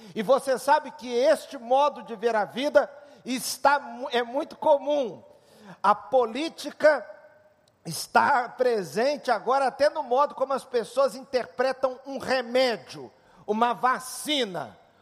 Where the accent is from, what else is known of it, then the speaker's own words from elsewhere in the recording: Switzerland; moved away; minha infância na Suíça